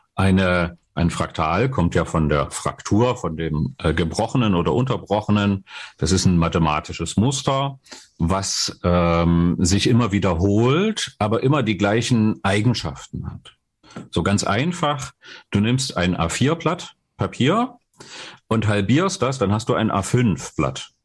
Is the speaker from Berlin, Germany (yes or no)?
no; Dresden, Saxony, Germany; ich komme aus Dresden, und habe dort äh, eine normale Berufsausbildung gemacht, Abitur gemacht